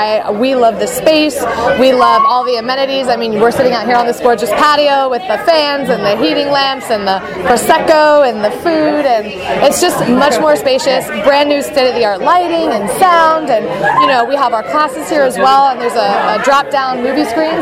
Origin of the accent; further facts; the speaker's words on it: Ohio, United States; now in Los Angeles, United States; I'm originally from Ohio. I modeled when I was a teenager and then decided that acting was the thing for me. So I have lived in LA for some time now